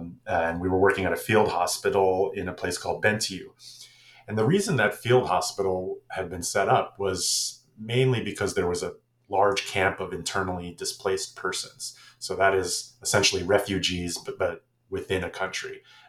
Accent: Florida, United States; also born or lived in New Jersey; I am American, born in New Jersey, grew up in Florida.

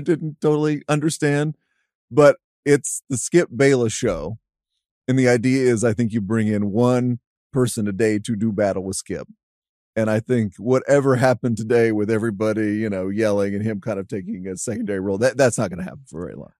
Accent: Dallas, Texas, United States; I grew up in Dallas Fort Worth.

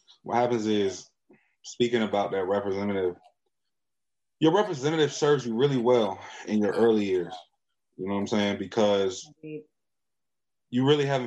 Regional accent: United States; Black people in America, we are American culture

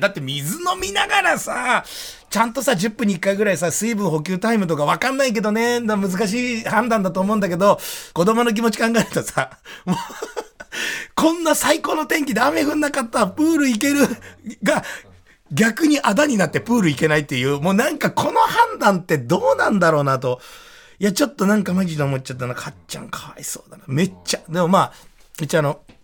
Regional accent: Tokyo, Japan; 俺らの地元に呼んで、俺たちの品川区だぜ

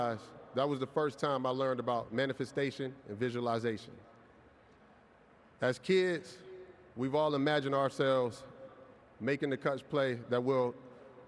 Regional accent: Aliquippa, Pennsylvania, United States; I'm from Aliquippa, Pennsylvania

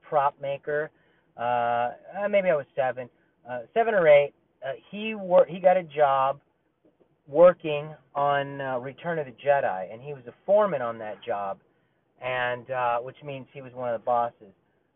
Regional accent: Burbank, California, United States; also born or lived in Glendale, California; we moved to Burbank, North Hollywood border. And from 4 to about 15, that's where I lived

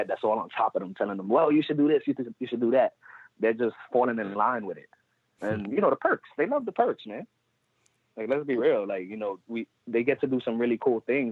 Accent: New York City, New York, United States; Puerto Rican, born and raised in the Bronx.

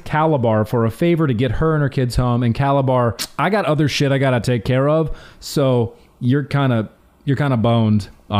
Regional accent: Alabama, United States; I was born in Alabama

